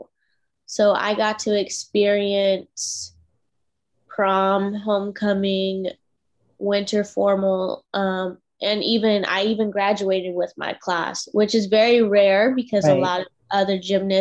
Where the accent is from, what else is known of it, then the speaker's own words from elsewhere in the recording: Washington, United States; now in Spring, United States; I'm originally from Washington State, and I ended up moving all the way to Spring, Texas